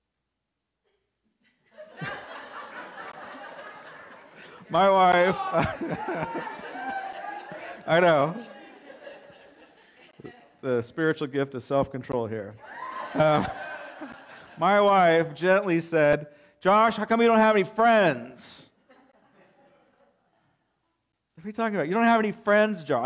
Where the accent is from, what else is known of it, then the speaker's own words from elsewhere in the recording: Alta Loma, California, United States; growing up in Altaloma, not a whole lot